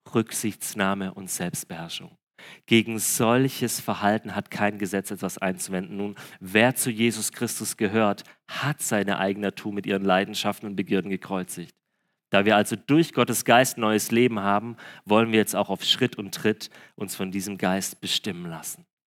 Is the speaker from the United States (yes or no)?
no; Breisgau, Baden-Württemberg, Germany; Bei uns im Breisgau im Süden